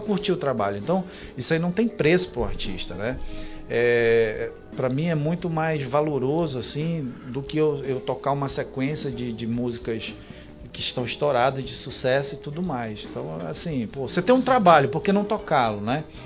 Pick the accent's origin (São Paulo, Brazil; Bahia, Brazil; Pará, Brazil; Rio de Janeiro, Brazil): Pará, Brazil; Terra Santa; also born or lived in Santarém; now in Manaus, Brazil; eu nasci em Santarém. Certo e fui registrado em Santarém, mas eu vivi em Terra Santa, né? Vivi minha infância inteira.